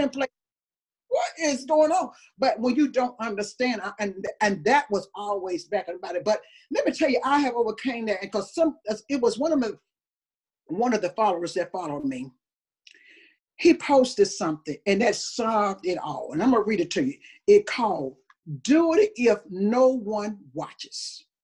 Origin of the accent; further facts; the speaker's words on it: Tuscaloosa, Alabama, United States; I was raised in Tuscaloosa, Alabama